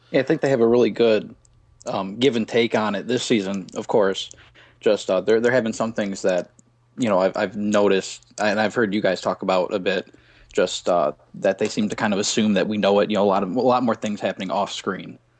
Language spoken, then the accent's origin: English; Brighton, Michigan, United States; I'm from Brighton, Michigan.